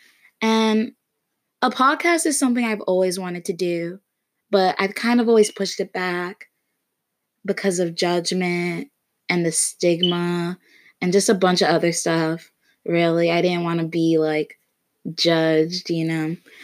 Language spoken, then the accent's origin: English; Florida, United States; also born or lived in Connecticut; I'm from Florida, actually born in Connecticut, but I moved to Florida when I was really young, so basically raised in Florida